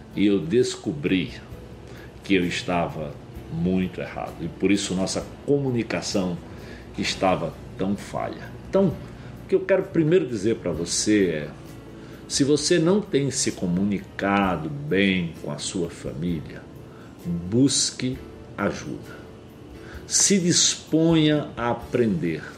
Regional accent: Pernambuco, Brazil; moved away as an adult; also born or lived in São Paulo; eu sou nordestino, como eles disseram, lá de Pernambuco. E criado bem no sertão

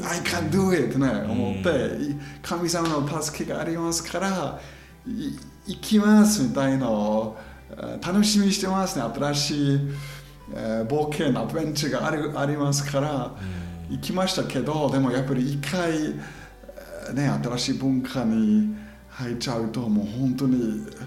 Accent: German-speaking Switzerland, near Interlaken, Bern, Switzerland; Japanese is a second language; moved away as an adult; also born or lived in New Zealand; now in Japan; 僕ずっと子供時からそのドイツ語を話してる地域に住んでたであそこで、まあ、山もいっぱい山インテラックの近くにね

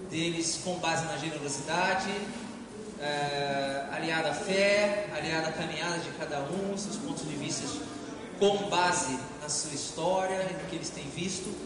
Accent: Rio de Janeiro, Brazil; eu sou carioca

